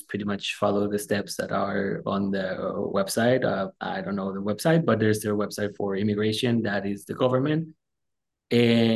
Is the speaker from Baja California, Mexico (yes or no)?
yes; Mexicali, Baja California, Mexico; moved away as an adult; also born or lived in Houston, Texas; now in Imperial Valley, United States; I was born and raised in Mexicali, Baja California, which is right across the border from Calexico, California